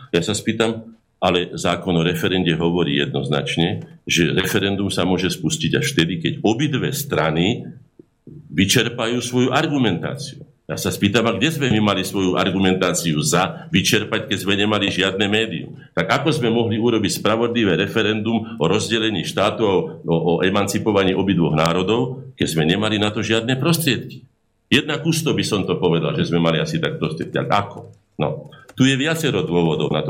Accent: Slovakia; sme Slováci

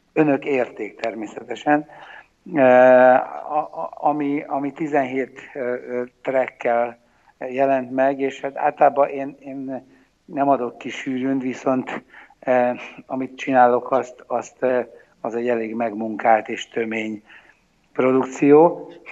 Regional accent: Hungary; én felnőttem a kádári 70-es években

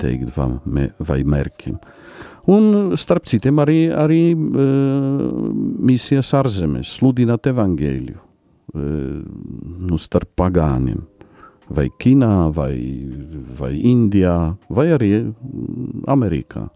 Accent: Poland; Latvian is a second language; moved away as an adult; also born or lived in Vatican City; now in Latvia; es esmu polis

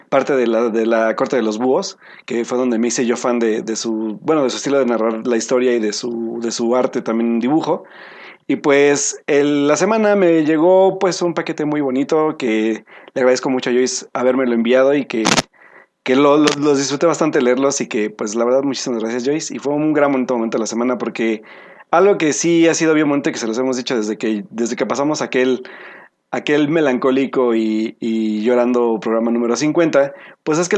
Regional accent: Veracruz, Mexico; soy de Veracruz.

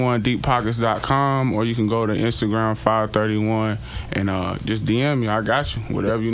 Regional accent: Sanford, North Carolina, United States; I'm from Sanford, North Carolina. The sand trap.

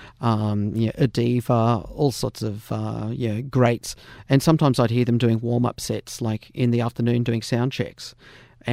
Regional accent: the other side of Dubbo, country New South Wales, Australia; also born or lived in Sydney; as a kid growing up in country New South Wales

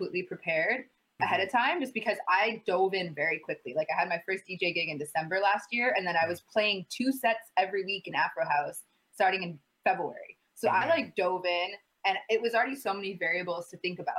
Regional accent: Michigan, United States; also born or lived in Ghana; now in Toronto, Canada; I am born and raised in Michigan. I am a Michigan girl

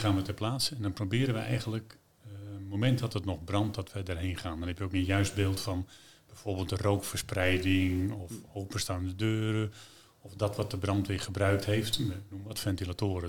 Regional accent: Netherlands; We zijn Hollanders

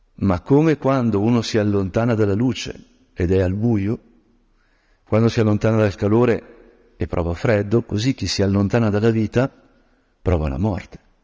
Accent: Lombard land, Lombardy, Italy; moved away; io che sono di origine silvestre, diciamo così, quando nella mia terra longobarda eh, camminavo nei boschi

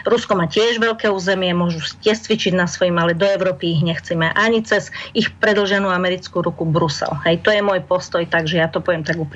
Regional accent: Košice, Košice Region, Slovakia; Ja som sa narodil v Košiciach.

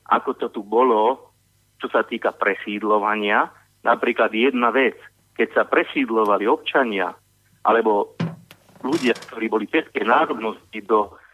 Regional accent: southern Slovakia, Slovakia; nejaký občan ako ja, ktorý sa narodil na južnom Slovensku a žije na južnom Slovensku, ktorý vie po maďarsky, po rómsky, po anglicky, po rusky a tak ďalej

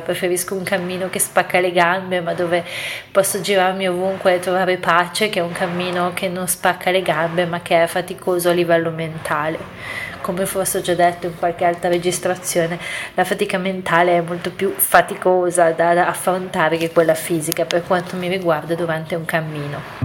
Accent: Italy; also born or lived in Milan; il mio paese

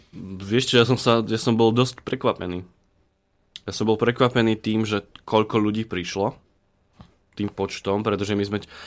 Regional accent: Trnavá Hora, Banská Bystrica Region, Slovakia; also born or lived in Zvolen; síce som povedal, že som brinziar, zvolenčan, ale ja pochádzam z Trnavej hory. To je, to je medzi Zvolenom a Žiarom na dronom.

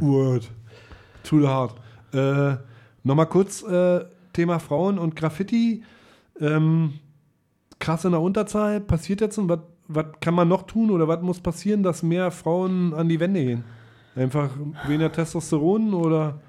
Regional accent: Melle, Lower Saxony, Germany; bei uns in Melle

